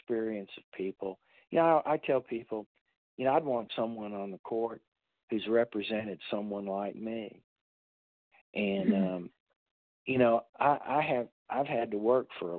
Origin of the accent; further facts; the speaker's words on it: Central South Carolina, United States; moved away as an adult; also born or lived in Massachusetts; now in Texas, United States; I grew up in Central South Carolina